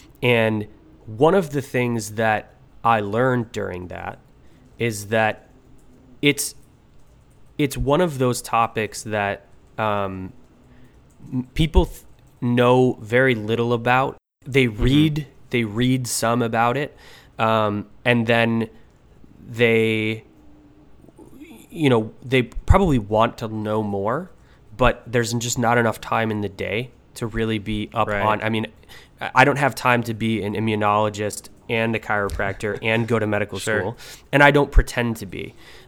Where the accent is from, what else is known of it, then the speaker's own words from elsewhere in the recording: Buffalo, New York, United States; I was a chiropractor from Buffalo, New York.